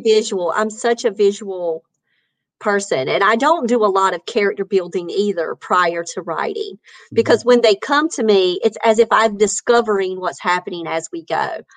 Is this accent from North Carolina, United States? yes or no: yes; North Carolina, United States; I'm from North Carolina.